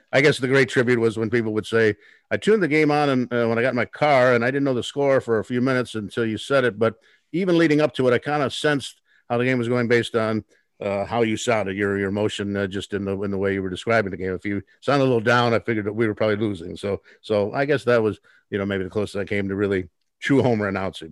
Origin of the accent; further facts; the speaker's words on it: Los Angeles, California, United States; moved away; also born or lived in Chicago / Portland; growing up in Los Angeles, as I did